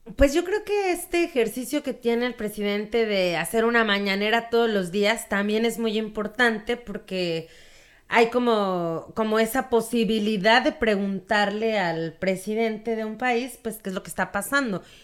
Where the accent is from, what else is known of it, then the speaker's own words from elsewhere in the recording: Mexico; siendo mexas